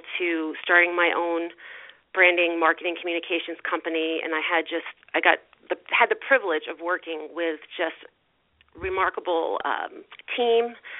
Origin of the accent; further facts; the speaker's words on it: Greenport, New York, United States; I came back to my hometown, where I actually live now, in Greenport